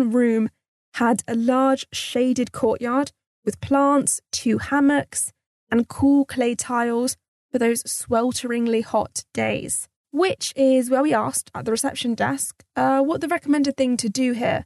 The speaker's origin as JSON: {"language": "English", "country": "United Kingdom", "tie": "born or raised there", "said": "being raised British"}